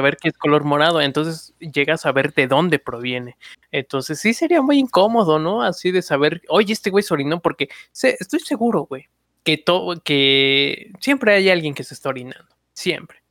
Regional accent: Chimalhuacán, State of Mexico, Mexico; Yo desde que nací en Chimalhuacán

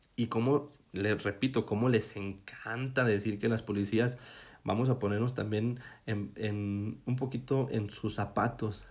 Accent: Mexico; como mexicanos

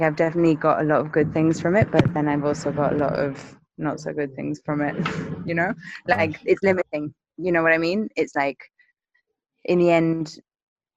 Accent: England, United Kingdom; moved away as an adult; now in Mexico; I'm English

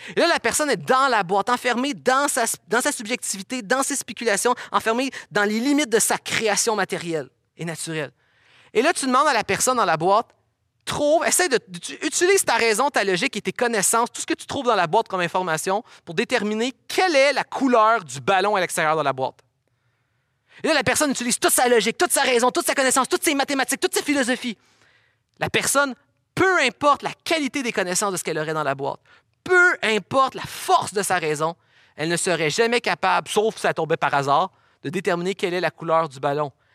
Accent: Quebec, Canada

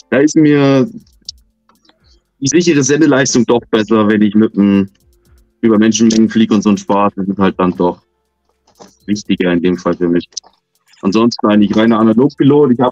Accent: Munich, Bavaria, Germany; Ähm, komme aus München.

